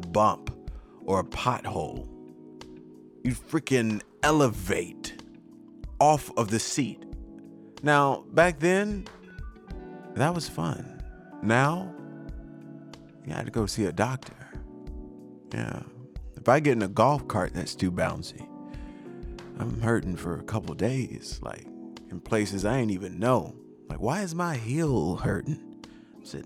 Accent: Louisiana, United States; I'm from Louisiana

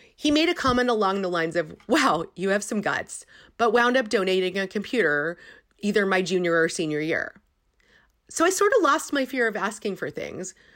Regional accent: Silicon Valley, California, United States; I grew up in Silicon Valley

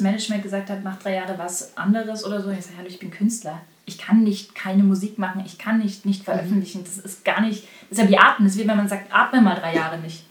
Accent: Bavaria, Germany; now in Berlin, Germany; ich komme ja aus Bayern

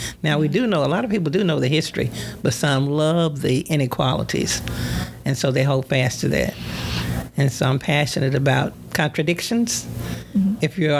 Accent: Pinnacle Mountain area, Arkansas, United States; we came from the Pinnacle Mountain area. That's where I was born and raised.

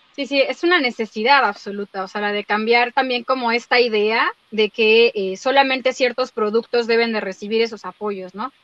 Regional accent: Mexico; yo soy mexicana, habito en este país por ahora

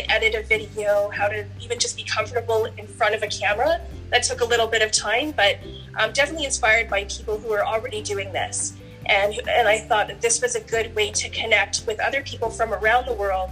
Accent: Canada; I'm from Canada. I live in Canada, and I live near Niagara Falls, Ontario.

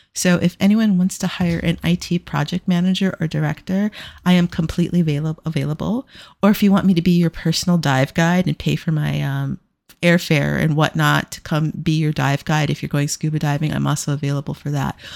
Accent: United States; I'm an American

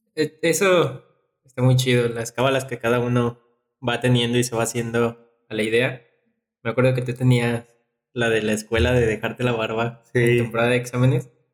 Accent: León, Guanajuato, Mexico; como leonés

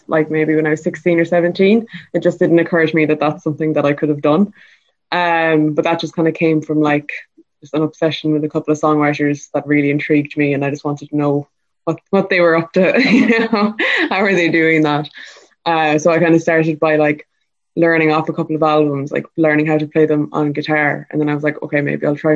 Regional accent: Kerry, Munster, Ireland; I'm living in Laracampawn in Kerry

